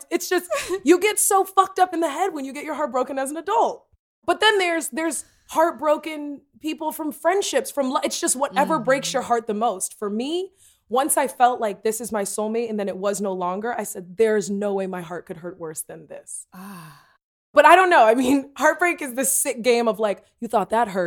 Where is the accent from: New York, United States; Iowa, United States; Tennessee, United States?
Tennessee, United States; I'm from Tennessee, and I don't think you need to put that voice on there.